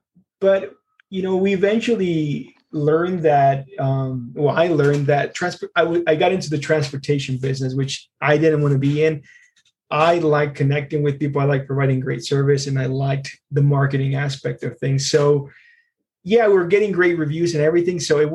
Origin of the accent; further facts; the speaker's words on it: Longmont, Colorado, United States; I grew up in Longmont. I grew up when it was much smaller in the early 90s.